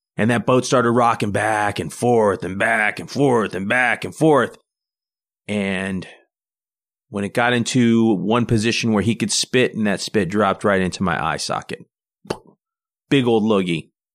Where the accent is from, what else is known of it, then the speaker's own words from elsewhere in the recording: United States; We're typical American family.